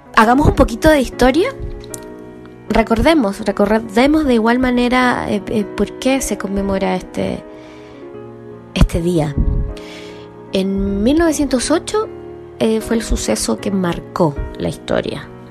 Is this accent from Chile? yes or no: yes; Chile